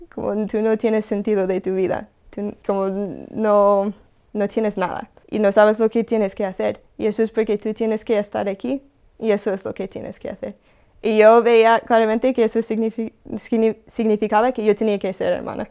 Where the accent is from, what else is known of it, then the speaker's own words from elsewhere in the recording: California, United States; moved away; Yo soy de Estados Unidos, de California.